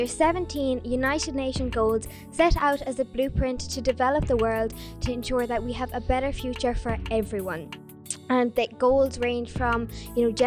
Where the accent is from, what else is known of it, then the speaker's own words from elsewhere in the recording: Mitchelstown, Munster, Ireland; I'm from Mitchestown